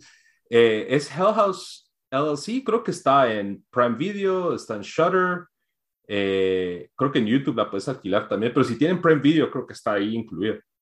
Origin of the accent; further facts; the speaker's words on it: Guatemala; para nosotros que crecimos, o sea, en Guate